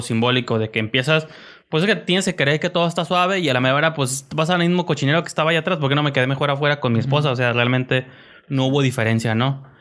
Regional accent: Mexico; also born or lived in Tijuana; nosotros como mexicanos

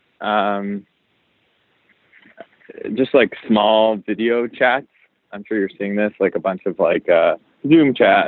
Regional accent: Montreal, Quebec, Canada; also born or lived in Toronto; now in New York, United States; I'm from Canada originally, from Montreal

